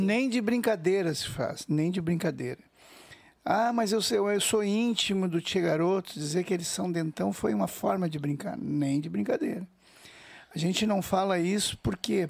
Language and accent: Portuguese; Porto Alegre, Rio Grande do Sul, Brazil; nós somos de Porto Alegre e a gente toca quase nada em Porto Alegre